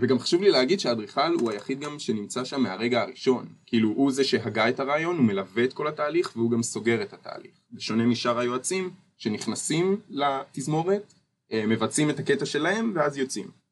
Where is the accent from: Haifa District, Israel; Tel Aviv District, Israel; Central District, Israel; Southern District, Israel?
Central District, Israel; Ness Ziona; אני גם במקור מנס ציונה